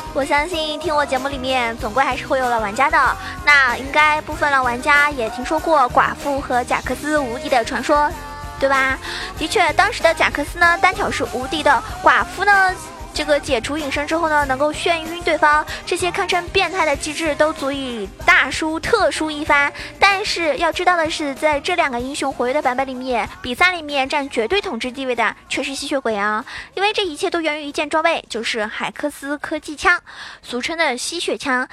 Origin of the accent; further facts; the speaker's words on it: China; 我们中国也有句话说得好